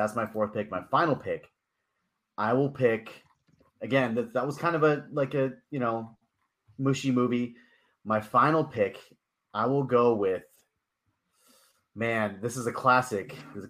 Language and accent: English; Concord, California, United States; my hometown of Concord, California.